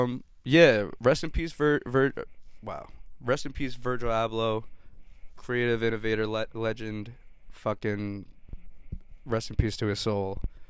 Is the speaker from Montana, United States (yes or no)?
no; New York City, New York, United States; We're from Queens.